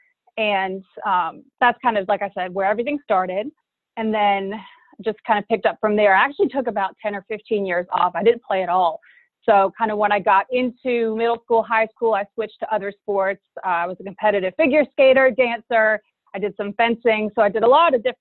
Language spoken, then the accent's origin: English; Charlotte, North Carolina, United States; I'm originally from Charlotte, North Carolina, and I was fortunate enough to grow up on a golf course.